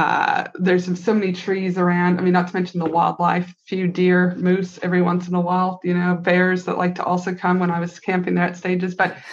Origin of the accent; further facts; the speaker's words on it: Canada; now in United States; I get a little bit lonely being a Canadian over here, but I've also lived in the US for a quarter of my life.